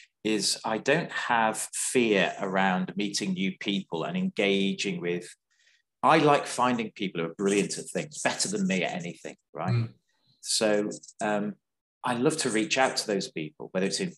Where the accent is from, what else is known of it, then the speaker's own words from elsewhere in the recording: North West England, United Kingdom; moved away; I'm a Northerner as well, so I still keep in touch with some of my friends from the Wirral and Liverpool and Cheshire and stuff